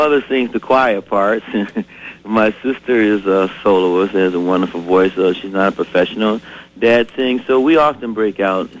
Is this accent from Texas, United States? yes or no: no; Chicago, Illinois, United States; also born or lived in West Point, Mississippi; now in Twin Cities, United States; I was raised, like so many performers, I was raised in the church on music and on the west side of Chicago.